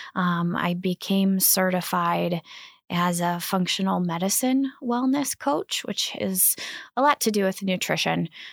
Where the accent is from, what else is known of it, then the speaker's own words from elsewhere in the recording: Kankakee River, Illinois, United States; I grew up on the Kankakee River